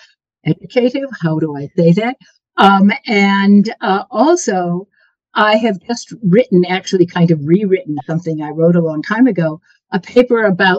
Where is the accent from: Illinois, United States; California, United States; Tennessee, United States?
Illinois, United States; Winnetka; moved away as an adult; also born or lived in New York / Chicago; now in New Jersey, United States; I grew up in Winnetka, which gave me an opportunity to experience a rather different set of lifestyle. It was really quite an idyllic community in the 50s.